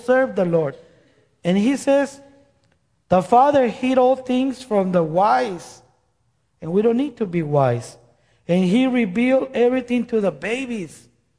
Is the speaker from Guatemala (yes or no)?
yes; Guatemala; moved away; I am from Guatemala. By the way, I'm from Guatemala